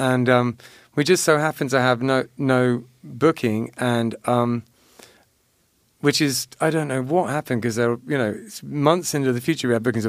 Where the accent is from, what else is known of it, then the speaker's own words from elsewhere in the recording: Loxahatchee, Florida, United States; accent: Florida; I was born in Loxahatchee.